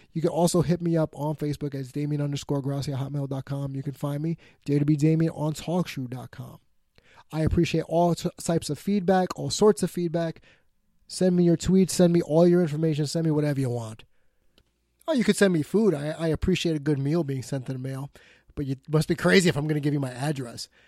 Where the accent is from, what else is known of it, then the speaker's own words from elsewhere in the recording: New York, United States; my hometown, New York Mets